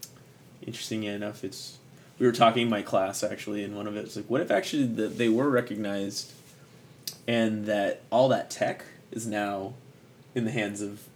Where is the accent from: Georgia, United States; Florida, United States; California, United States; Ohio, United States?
California, United States; San Juan Bautista; I grew up near San Juan Bautista